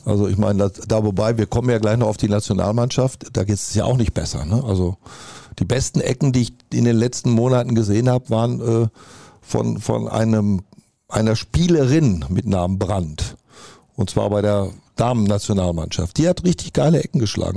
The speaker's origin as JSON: {"language": "German", "town": "Dortmund", "region": "North Rhine-Westphalia", "country": "Germany", "said": "Ich bin Dortmunder vor allen Dingen, mit Leib und Seele"}